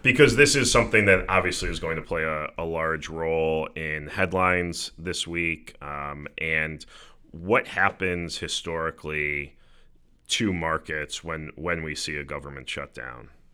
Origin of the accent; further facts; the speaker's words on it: United States; we as American investors